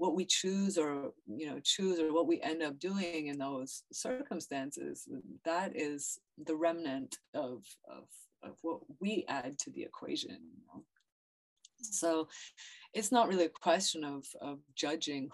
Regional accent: Ottawa, Ontario, Canada; also born or lived in Brazil / Morocco; now in New York, United States; I was born in Ottawa. My family's in Ottawa, Canada

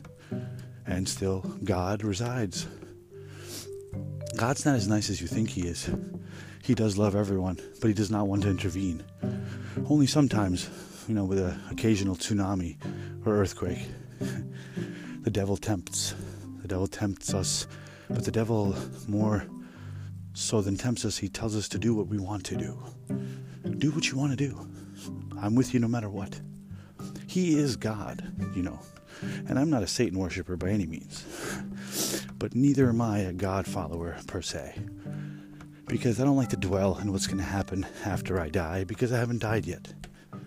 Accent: United States; here we are in America

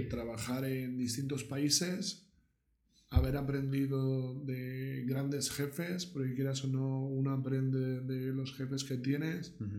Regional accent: Barcelona, Catalonia, Spain; moved away as an adult; also born or lived in Miami; soy de Barcelona.

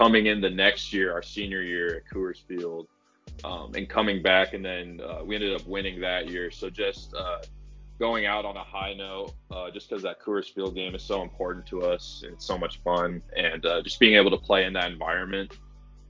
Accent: Aurora, Colorado, United States; I'm from Aurora, Colorado. I played baseball at Grandview

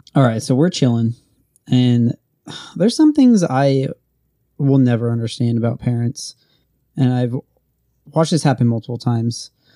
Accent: Oregon, United States; moved away as an adult; I was from Oregon

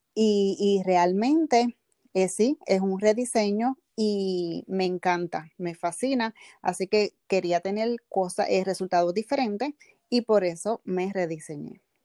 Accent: Bayamón, Puerto Rico; soy del pueblo de Bayamón, Puerto Rico.

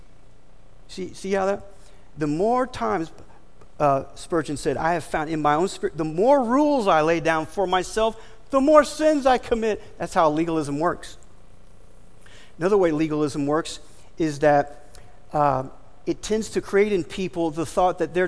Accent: Florida, United States; being born and raised in Florida

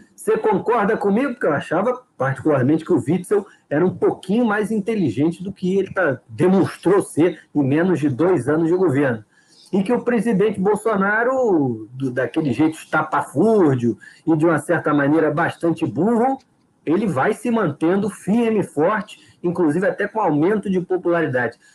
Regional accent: Rio de Janeiro, Brazil; nós somos cariocas

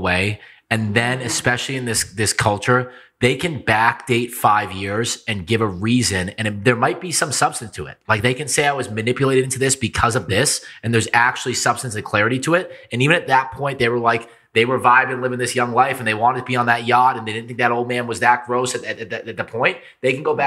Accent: East Coast, United States; now in Las Vegas, United States; my hometown back east

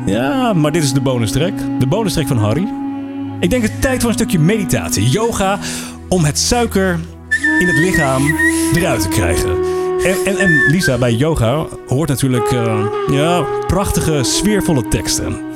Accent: Netherlands; zijn wij als Nederlanders

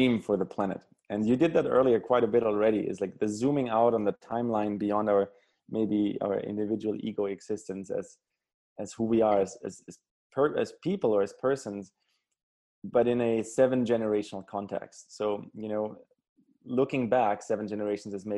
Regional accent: Germany; moved away; growing up in Germany, when I grew up in, you know, the late 80s, early 90s

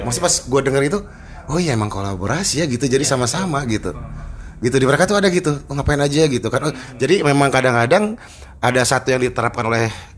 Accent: Bandung, West Java, Indonesia; gue kan dilahirkan di Bandung ya dan besar di Bandung

